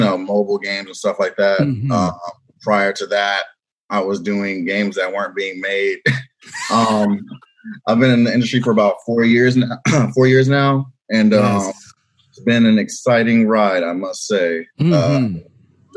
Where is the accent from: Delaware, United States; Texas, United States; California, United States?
California, United States; Los Angeles; moved away; I grew up like in South Central LA, 88th and Budlong